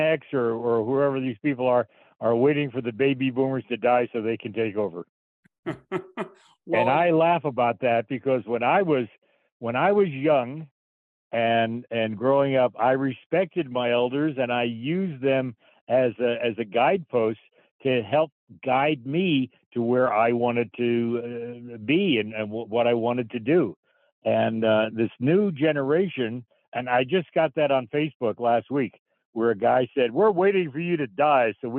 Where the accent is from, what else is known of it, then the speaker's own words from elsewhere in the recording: New Jersey, United States; moved away; I'm originally from New Jersey. I grew up in a little suburb of New York City, about 25 miles away